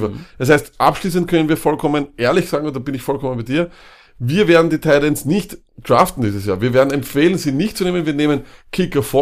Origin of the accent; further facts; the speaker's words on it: Austria; Ähm, das wissen wir als Österreicher.